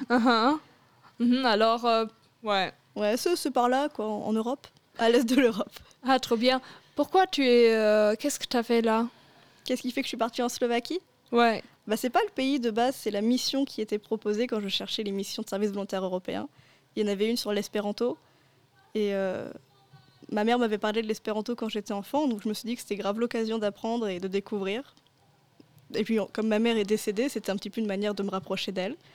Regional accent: L'Aigle, Normandy, France; also born or lived in Melun; D'où je viens, bah, j'ai fait mon lycée à l'Aigle. Mais de base, je suis née à Melun, près de Paris.

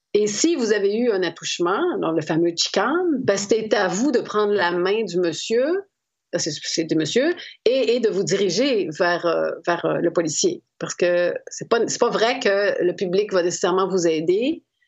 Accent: Quebec, Canada; chez moi au Québec

